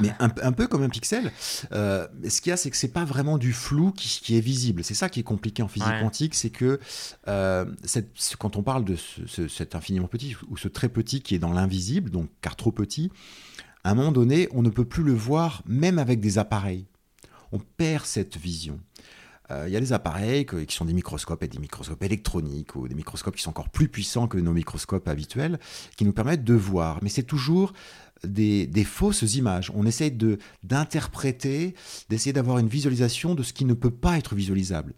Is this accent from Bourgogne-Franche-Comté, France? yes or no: yes; Nièvre, Bourgogne-Franche-Comté, France; also born or lived in Clermont-Ferrand; moi, je suis euh, né à Clermont-Ferrand, donc dans le centre de la France, mais après j'ai grandi dans ce qu'on appelle la diagonale du vide en France, c'est-à-dire dans la Nièvre, euh, dans un tout petit village qui s'appelle Saint-Paris-de-Châtel.